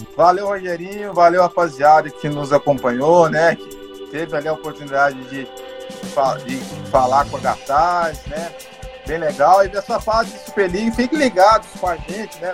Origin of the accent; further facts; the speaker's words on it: Minas Gerais, Brazil; moved away as an adult; now in São Paulo, Brazil; Eu sou mineiro, nasci, né? Nasci em Minas, criei, me criado em Minas, né? Jornalista, radicado aqui em São Paulo